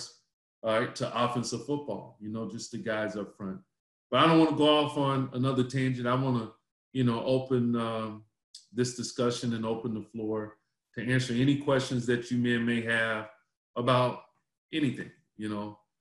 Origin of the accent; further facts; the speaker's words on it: Charlotte, North Carolina, United States; moved away as an adult; also born or lived in Washington, D.C.; I grew up in Charlotte, North Carolina